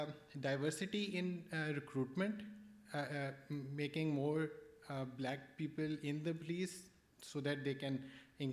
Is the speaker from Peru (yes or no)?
no; Pakistan; from Pakistan